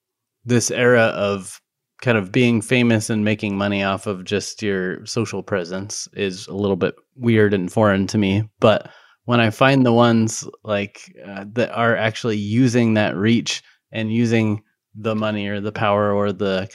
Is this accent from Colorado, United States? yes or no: yes; Golden, Colorado, United States; moved away; also born or lived in Arvada; originally from kind of the Arvada Golden area